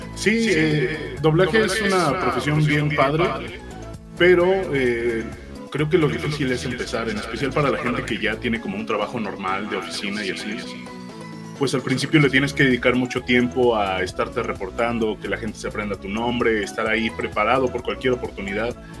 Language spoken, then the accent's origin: Spanish; Ixtapaluca, State of Mexico, Mexico; now in Mexico City, Mexico; yo soy de Ixtapaluca, Estado de México